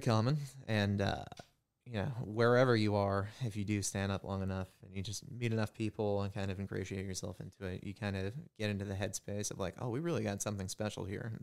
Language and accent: English; New Hampshire, United States; moved away as an adult; now in Cincinnati, United States; I grew up in New Hampshire.